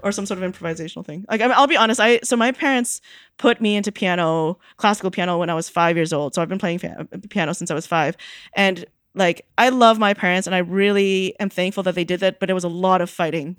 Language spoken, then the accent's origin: English; Canada; I grew up in Canada